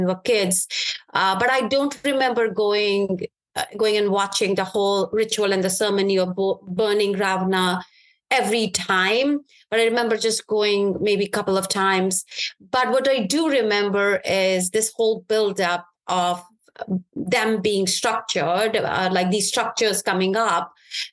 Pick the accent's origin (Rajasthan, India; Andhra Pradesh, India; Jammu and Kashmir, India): Jammu and Kashmir, India; Srinagar; now in United States; My early days were actually growing up in Kashmir, in Srinagar, which is the capital city of Kashmir.